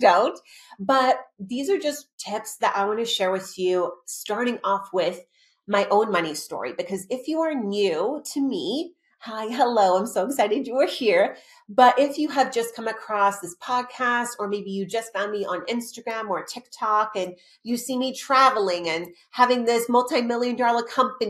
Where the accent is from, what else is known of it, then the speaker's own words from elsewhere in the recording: Australia; also born or lived in Arizona; now in Los Angeles, United States; I am the child of immigrant parents that literally, I was born in Australia.